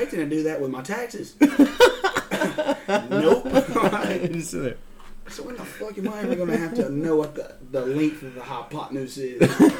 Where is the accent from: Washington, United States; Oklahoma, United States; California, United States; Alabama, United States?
Alabama, United States; Pell City; also born or lived in Jacksonville, Alabama; I'm from Pell City, Alabama.